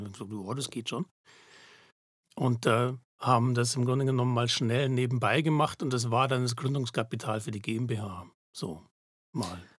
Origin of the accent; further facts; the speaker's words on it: Munich, Bavaria, Germany; moved away as an adult; now in Zurich, Switzerland; ich komme aus München ursprünglich, das hört man vielleicht